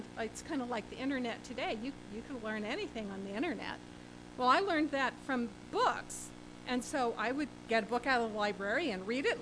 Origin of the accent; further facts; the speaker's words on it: Pennsylvania near Gettysburg, United States; also born or lived in Washington, D.C. / Atlanta / Maine; my parents moved to Pennsylvania near Gettysburg. So I grew up not in the Washington, D.C. area